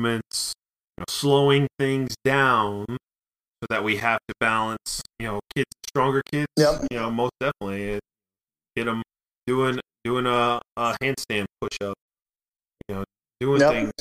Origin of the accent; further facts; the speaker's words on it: Michigan, United States; Being a Michigan guy